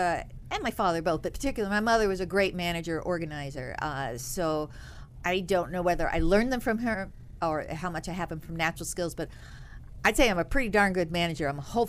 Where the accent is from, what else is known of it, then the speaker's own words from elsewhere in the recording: New York, United States; also born or lived in Oak Ridge, Tennessee / England / Bolivia; Well, I was born in Oak Ridge, Tennessee, but I've been in England, Bolivia, and most of my growing in Capital District, upstate New York.